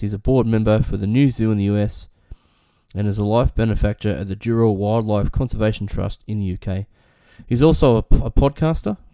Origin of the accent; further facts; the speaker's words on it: Newcastle, New South Wales, Australia; I grew up in Newcastle